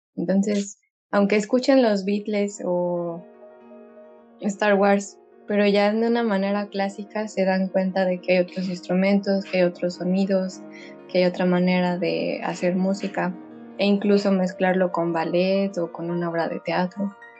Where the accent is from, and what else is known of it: Mexico; now in Estonia